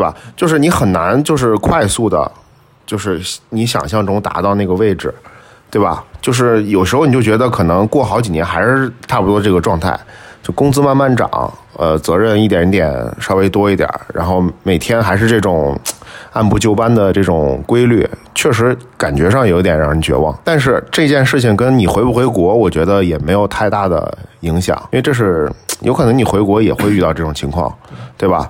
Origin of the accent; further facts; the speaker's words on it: northern China, China; moved away; 咱们都是北方人